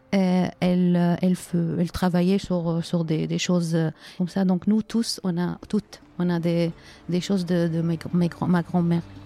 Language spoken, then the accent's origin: French; Aleppo, Aleppo Governorate, Syria; French is a second language; moved away as an adult; Je suis née à Alep et nous en Syrie, euh, on, euh, on ne déménage pas. on, on, est né dans une ville, on grandit dans une ville et on, fait nos études, euh, on travaille. Donc, c'était la ville où j'ai, habité, on peut dire, 45 ans dans la même ville.